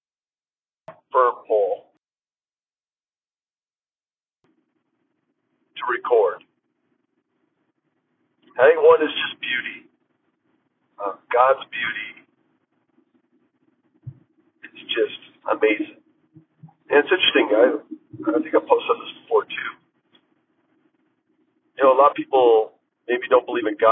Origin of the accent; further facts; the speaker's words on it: Minnesota, United States; now in La Quinta, United States; Minnesota, the land I was born and raised